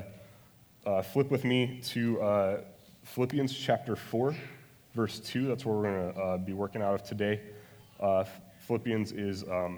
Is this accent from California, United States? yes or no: no; Phoenix, Arizona, United States; also born or lived in Salt Lake City, Utah; now in Maricopa, United States; I was born in Salt Lake City, but I've lived here since I was eight, and So I guess I'm a Phoenix native